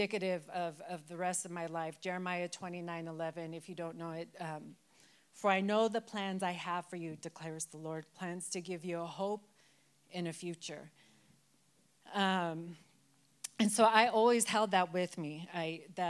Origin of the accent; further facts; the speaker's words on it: Denver, Colorado, United States; I am born and raised in Denver, in West Denver. So I grew up on Federal